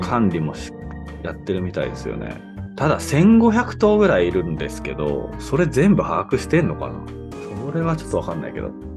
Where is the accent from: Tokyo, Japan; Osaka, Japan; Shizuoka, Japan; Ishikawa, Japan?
Shizuoka, Japan; Mishima; 僕の出身の 静岡県三島市